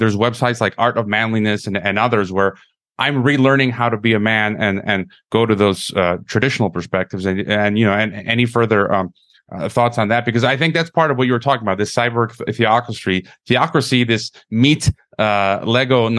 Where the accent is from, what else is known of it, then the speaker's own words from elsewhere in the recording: United States; moved away as an adult; now in Mexico; When I was a young man growing up in the West, in America, you know, I'm talking about teenager, early 20s